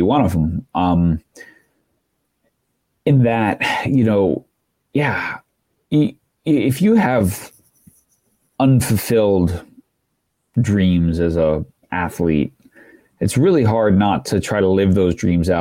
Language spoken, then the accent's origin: English; Long Island, New York, United States; I grew up in New York on Long Island and right on the water